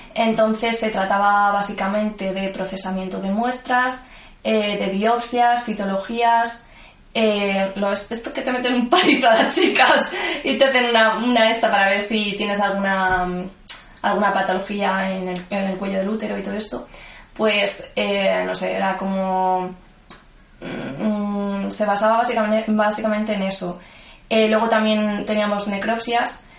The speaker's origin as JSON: {"language": "Spanish", "town": "Madrid", "region": "Community of Madrid", "country": "Spain", "tie": "born or raised there", "said": "yo nací en Madrid, a la semana de nacer mis padres se mudaron a Vallecas, cerca de donde vivían, bueno, donde vive mi abuela. Y nada, he vivido toda mi vida en Vallecas."}